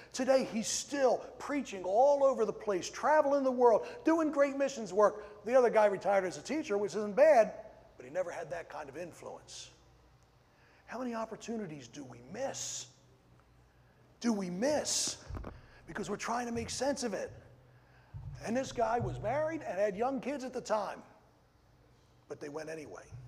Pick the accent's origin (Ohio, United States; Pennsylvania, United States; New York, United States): Pennsylvania, United States; Ridley Township; moved away as an adult; also born or lived in Louisiana; I grew up in Ridley Township